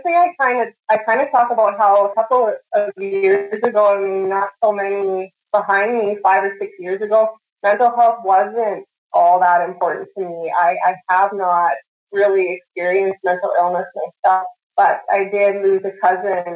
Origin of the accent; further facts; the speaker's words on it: Saskatoon, Saskatchewan, Canada; I grew up in Saskatoon, Saskatchewan.